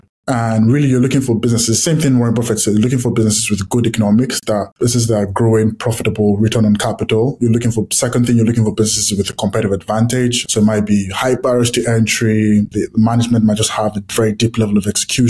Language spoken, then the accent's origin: English; Nigeria; I grew up in Nigeria